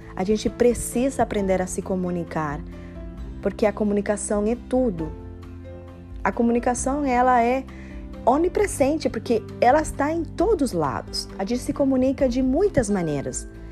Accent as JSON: {"language": "Portuguese", "country": "Cuba", "second_language": "Portuguese", "moved": "yes", "lives_now": "Miami, United States", "said": "Eu sou cubana"}